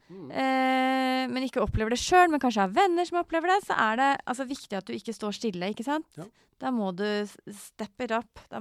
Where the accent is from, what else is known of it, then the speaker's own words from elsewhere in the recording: Norway; Jeg er norsk. Jeg, er ikke, jeg har ikke tilreist fra Kina